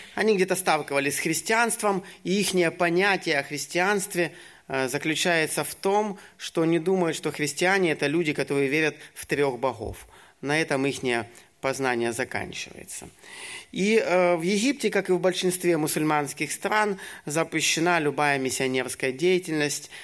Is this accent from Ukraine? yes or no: yes; Ukraine; moved away as an adult; also born or lived in Syria / Egypt; сам я с Украины